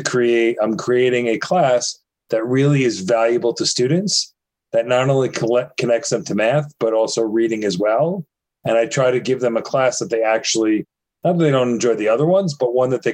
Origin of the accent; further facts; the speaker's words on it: New York, United States; I'm from New York